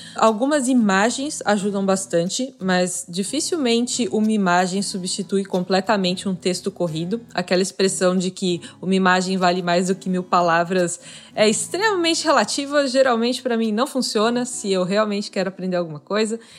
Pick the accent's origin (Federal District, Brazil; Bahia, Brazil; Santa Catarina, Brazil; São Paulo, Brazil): Santa Catarina, Brazil; Florianópolis; eu sou de Florianópolis